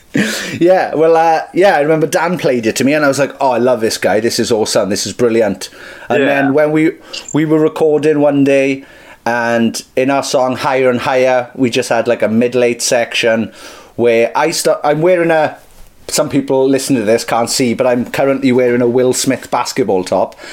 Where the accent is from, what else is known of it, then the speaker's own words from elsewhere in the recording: Merthyr Tydfil, Wales, United Kingdom; I'm from Merthyr Tydfil, where rap doesn't exist yet